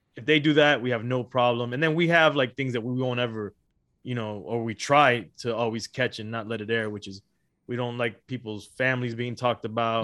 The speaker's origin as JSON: {"language": "English", "town": "Miami", "region": "Florida", "country": "United States", "tie": "born or raised there", "also_born_or_lived": "Los Angeles, California", "said": "I was born in Los Angeles, raised in Miami, Florida"}